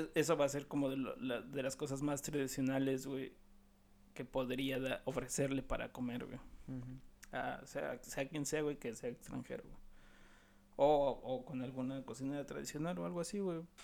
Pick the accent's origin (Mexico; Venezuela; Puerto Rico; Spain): Mexico; nosotros como mexicanos